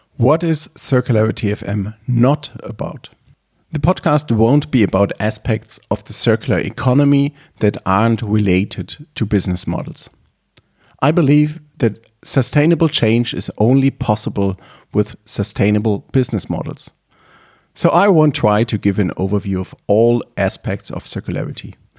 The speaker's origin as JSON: {"language": "English", "town": "Leipzig", "region": "Saxony", "country": "Germany", "tie": "born or raised there", "said": "I was born in Leipzig, Germany."}